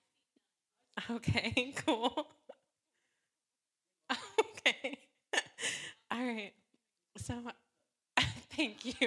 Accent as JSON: {"language": "English", "town": "Vineland", "region": "New Jersey", "country": "United States", "tie": "born or raised there", "said": "I was born in New Jersey in a small town called Vineland, the land of vines"}